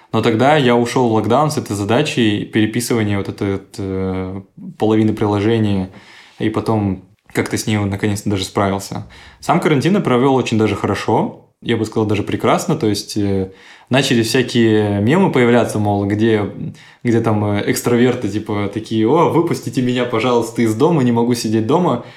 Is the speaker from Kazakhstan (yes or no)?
yes; Astana, Kazakhstan; born or raised there; now in Krasnodar, Russia